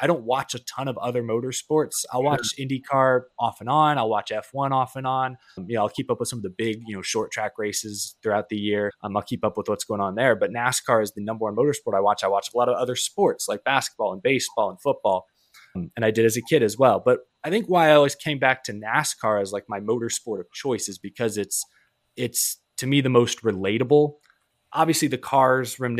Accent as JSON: {"language": "English", "town": "Houston", "region": "Texas", "country": "United States", "said": "I'm from Houston, Texas"}